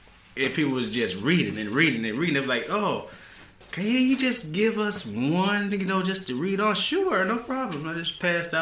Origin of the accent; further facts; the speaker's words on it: Memphis, Tennessee, United States; Where I came from is actually from Memphis, Tennessee, born and raised.